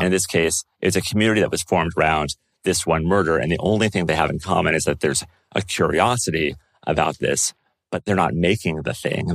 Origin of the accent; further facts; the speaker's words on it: United States; As an American